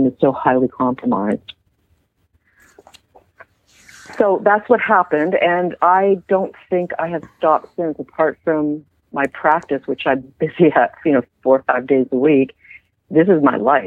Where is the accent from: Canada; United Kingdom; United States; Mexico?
Canada; I'm just a Canadian